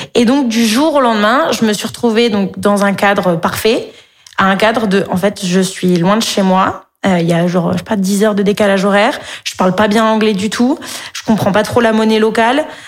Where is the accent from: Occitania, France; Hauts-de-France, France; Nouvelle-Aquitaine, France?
Occitania, France; Montpellier; moved away as an adult; also born or lived in Paris; Je viens de Montpellier